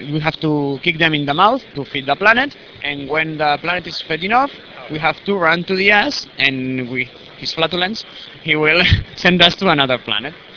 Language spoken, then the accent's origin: English; Barcelona, Catalonia, Spain; from Spain, Barcelona